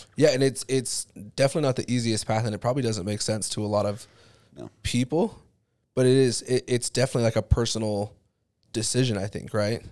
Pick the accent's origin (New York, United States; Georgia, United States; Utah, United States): Utah, United States; Highland; also born or lived in Alpine, Utah; I grew up in Highland and Alpine